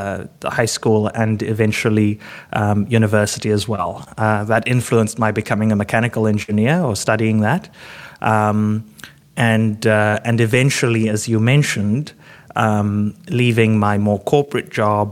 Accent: Cape Town, Western Cape, South Africa; growing up in Cape Town

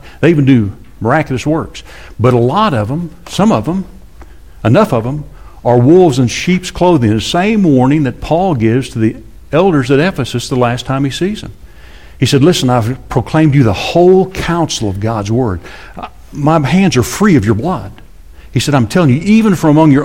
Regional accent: Amarillo, Texas, United States; I grew up in Amarillo.

